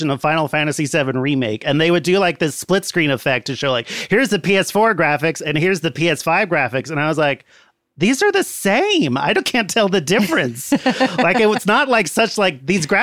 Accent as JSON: {"language": "English", "town": "San Jose", "region": "California", "country": "United States", "tie": "born or raised there", "said": "I grew up in San Jose"}